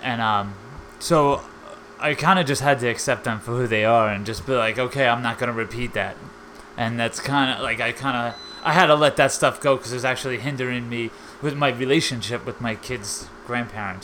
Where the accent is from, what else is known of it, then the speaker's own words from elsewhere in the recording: Long Island, New York, United States; I'm from Long Island, New York